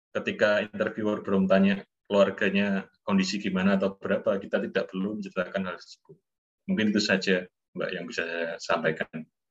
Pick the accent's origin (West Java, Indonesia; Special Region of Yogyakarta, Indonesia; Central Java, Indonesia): Central Java, Indonesia; Surakarta; saya kan orang Solo